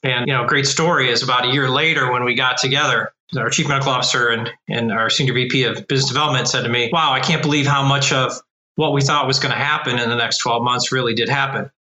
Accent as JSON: {"language": "English", "town": "Cleveland", "region": "Ohio", "country": "United States", "tie": "born or raised there", "said": "I've been born and raised in Cleveland, Ohio"}